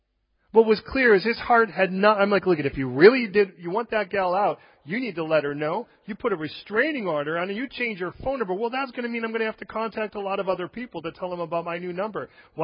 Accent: California, United States; We came originally from California, and the place where we came from, just about 20 miles east of us, was vineyard territory.

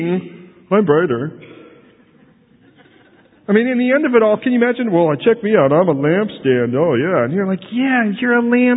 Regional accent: United States; now in London, United Kingdom; British people look at me as an American

